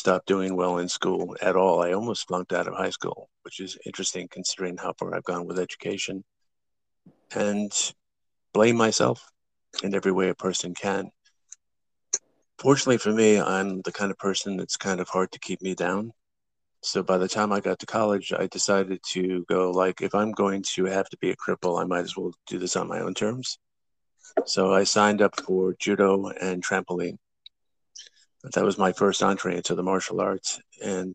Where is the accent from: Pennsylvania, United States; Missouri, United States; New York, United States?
New York, United States; Long Island; also born or lived in Bronx, New York; I grew up originally in the Bronx until about the age of 9, and then out to Long Island for the rest of the time